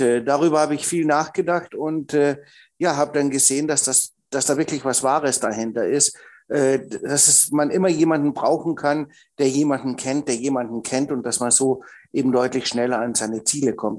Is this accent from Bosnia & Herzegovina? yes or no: no; Austria; bin ja Österreicher und habe in Österreich Einzelhandelskaufmann gelernt